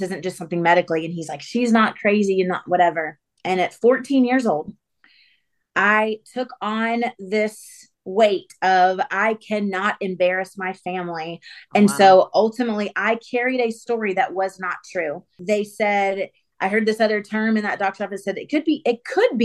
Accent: Atlanta, Georgia, United States; So I grew up in Atlanta. Atlanta's hometown for me. I'm about 30 minutes outside of the city.

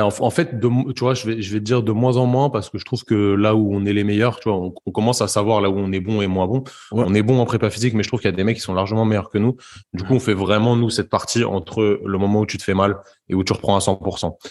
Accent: Paris suburbs, Île-de-France, France; moved away as an adult; also born or lived in Brittany; je suis originaire de la banlieue parisienne et je me suis expatrié pour faire mes études de kiné euh, dans, dans l'ouest de la France, donc en Bretagne

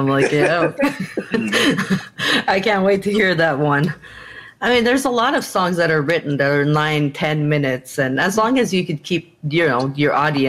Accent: Montreal, Quebec, Canada; moved away as an adult; now in Lincolnton, United States; where I'm from Montreal, Canada.

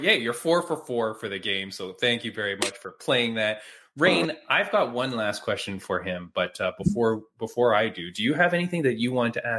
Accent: Toronto, Ontario, Canada; I grew up in, I'm in Toronto. I grew up in Toronto.

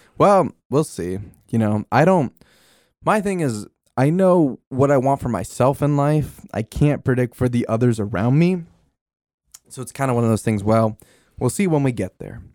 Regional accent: Denville, New Jersey, United States; I grew up in Denville

